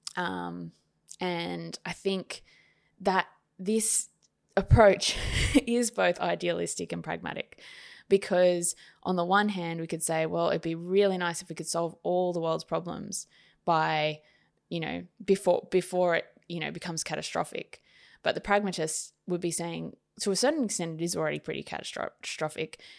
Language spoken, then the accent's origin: English; Sydney, New South Wales, Australia; also born or lived in Queensland / Wollongong; I was brought up in Sydney